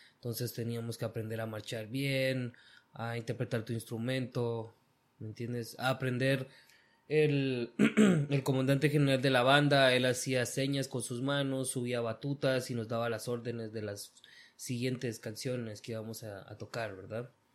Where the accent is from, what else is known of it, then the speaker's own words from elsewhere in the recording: Guatemala; moved away as an adult; now in United States; yo nací aquí en Estados Unidos, pero me crié prácticamente toda mi vida en Guatemala